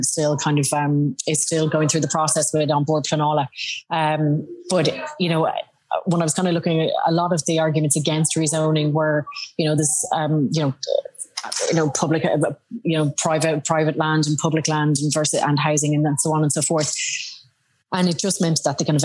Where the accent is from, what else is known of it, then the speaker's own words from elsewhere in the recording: Dublin, Leinster, Ireland; My own area that I grew up in Ballyboden would be very underserviced